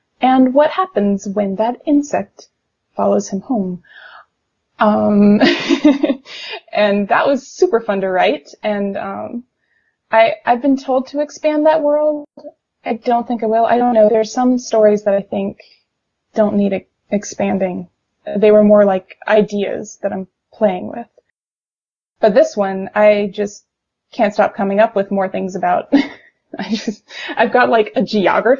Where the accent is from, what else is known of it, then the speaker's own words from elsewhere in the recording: Richmond, Virginia, United States; my hometown is in Richmond, Virginia